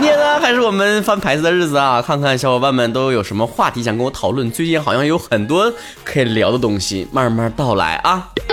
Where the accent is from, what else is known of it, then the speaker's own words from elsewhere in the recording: Northeast China, China; 我是东北人